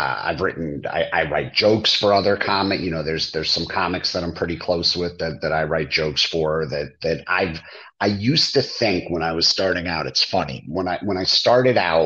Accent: East Brunswick, New Jersey, United States; I grew up in East Brunswick, and then I lived in New Brunswick for years

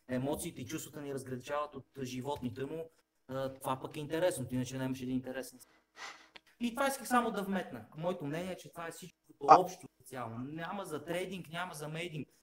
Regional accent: Bulgaria; Ние сме българи, чисто като българи

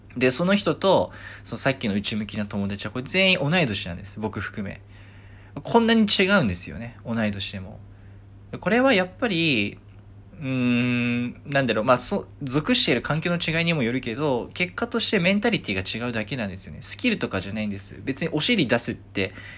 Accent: Nagoya, Aichi, Japan; moved away; 地元名古屋で、名古屋に行ったんですよね。あの、まあ、帰省したんですよ。両親に会うために

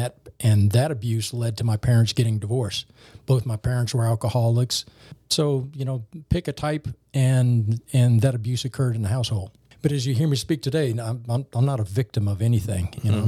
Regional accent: New Orleans, Louisiana, United States; When I was a young man growing up in Algiers, it was in the late 60s and early 70s.

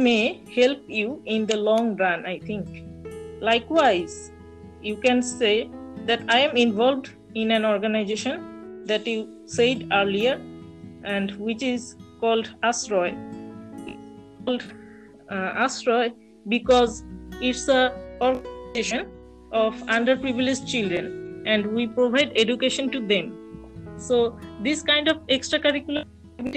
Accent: Dhaka, Dhaka Division, Bangladesh; I was born in Dhaka and I live with my parents here

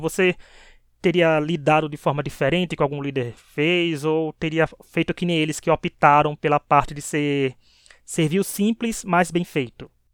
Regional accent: Northeast Region, Brazil; Como eu, nordestino aqui desse podcast

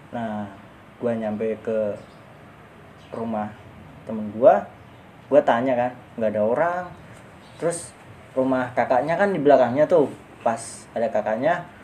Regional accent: Java, Pantura, Indonesia; kalau di kampung gua namanya serenggi kalau di daerah daerah Jawa kayak gitu Pantura

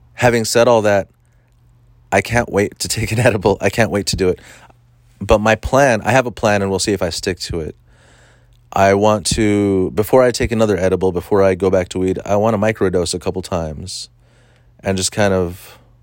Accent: Orange County, California, United States; I'm from Orange County, and I, I mostly hang out and do comedy in LA.

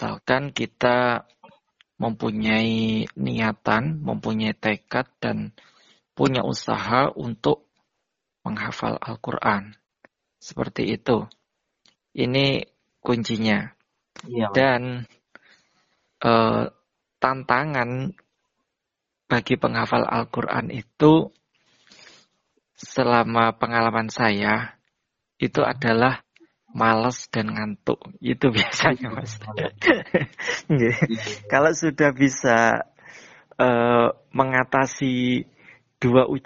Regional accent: Jember, East Java, Indonesia; now in Ponorogo, Indonesia; Tempat tinggal saya asli dari Jember, Jawa Timur.

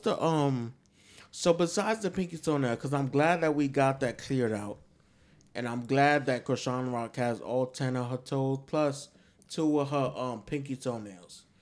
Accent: New York, United States; I'm from New York

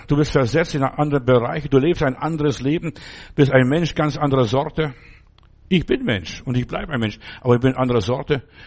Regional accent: Germany; also born or lived in Stuttgart; bei uns in Deutschland damals

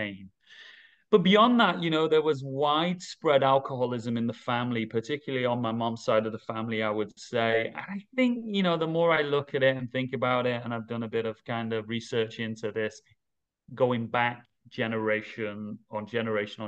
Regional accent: Manchester, North West England, United Kingdom; moved away as an adult; now in Dubai, United Arab Emirates; I'm from the northwest of England. I'm from Manchester. I grew up there

